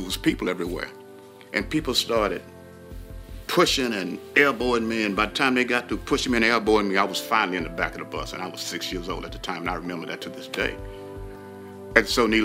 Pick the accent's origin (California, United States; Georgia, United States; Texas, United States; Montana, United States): Texas, United States; Houston; born and raised in Houston, Texas, in a little city called Studiwood, the northern part of Houston